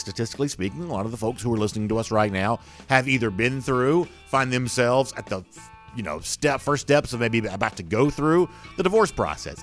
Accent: Southeast, United States; I'm from the Southeast

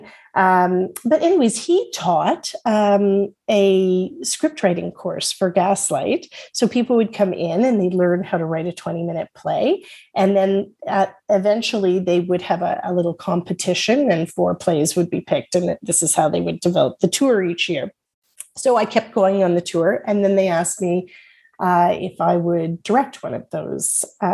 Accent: Toronto, Ontario, Canada; when I was a young girl growing up in Willowdale

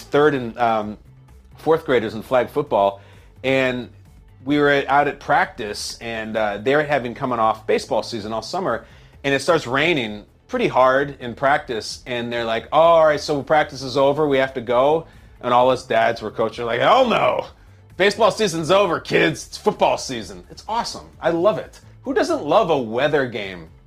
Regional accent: Chicago, Illinois, United States; moved away; also born or lived in California; I was born and raised in Chicago, then I moved to California for years

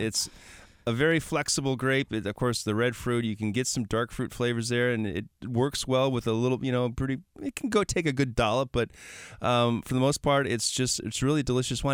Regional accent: Milwaukee, Wisconsin, United States; I'm from Milwaukee

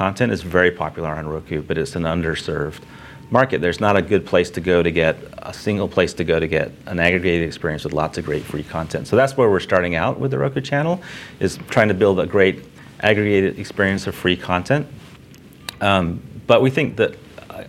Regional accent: Houston, Texas, United States; I went to Texas A&M and I grew up in Houston

